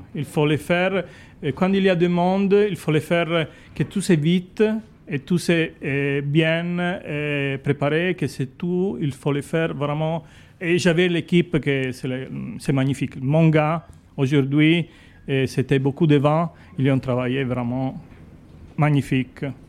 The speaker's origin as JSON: {"language": "French", "country": "Italy", "second_language": "French", "said": "je suis italienne, je suis chef de piste ici à, à Grimaud"}